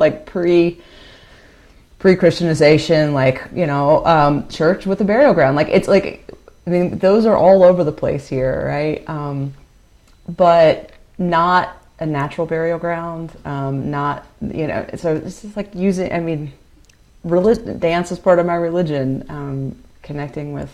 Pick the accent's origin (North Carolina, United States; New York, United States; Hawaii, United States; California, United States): North Carolina, United States; Greensboro; also born or lived in Chapel Hill / Carrboro; I've lived in the Piedmont my whole life. So I lived in Greensboro. I grew up in Greensboro.